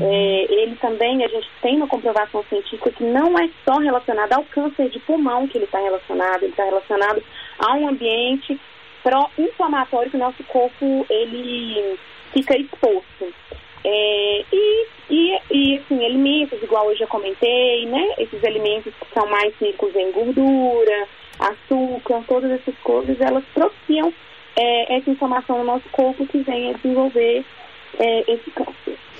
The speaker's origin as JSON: {"language": "Portuguese", "region": "Minas Gerais", "country": "Brazil", "said": "eu sou de Minas"}